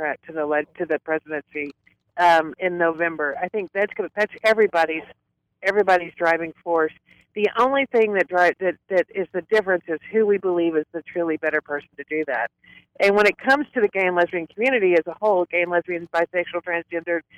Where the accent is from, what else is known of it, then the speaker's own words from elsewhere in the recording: Arkansas, United States; I grew up in Arkansas